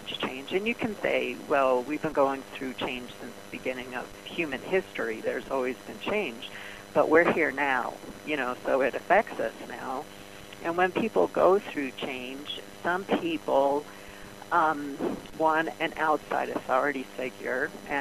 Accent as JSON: {"language": "English", "town": "New York City", "region": "New York", "country": "United States", "tie": "born or raised there", "said": "I grew up in Brooklyn"}